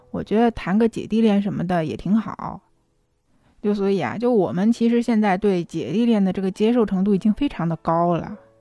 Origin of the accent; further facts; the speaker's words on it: China; 我们中国人